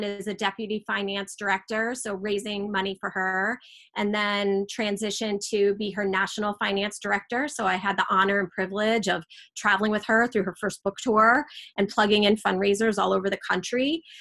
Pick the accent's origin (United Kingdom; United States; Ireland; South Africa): United States; Long Island, New York; I am a native New Yorker. I grew up out on Long Island